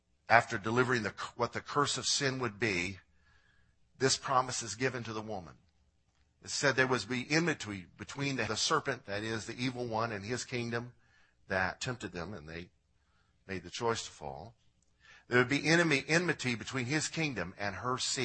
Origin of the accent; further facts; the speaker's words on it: Illinois, United States; I'm from Illinois